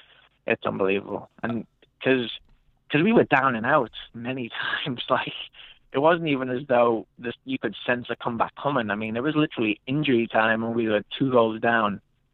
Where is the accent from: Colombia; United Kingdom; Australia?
United Kingdom; England; like we were talking about growing up in England, where you're one in a million of kids who are trying to make it.